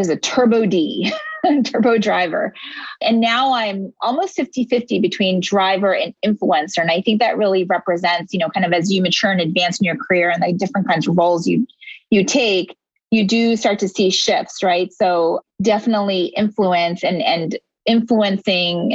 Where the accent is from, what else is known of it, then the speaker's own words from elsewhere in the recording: Philadelphia, Pennsylvania, United States; also born or lived in India; I was actually born in India, but I grew up in Philadelphia